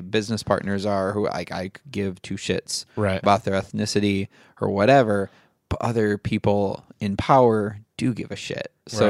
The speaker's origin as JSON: {"language": "English", "region": "Midwest", "country": "United States", "tie": "born or raised there", "said": "people back where I grew up in the Midwest who truly, to this day, believe white culture is being threatened."}